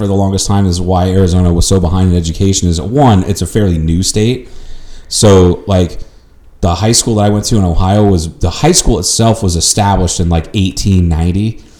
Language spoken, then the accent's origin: English; Thailand; because I'm from Thailand.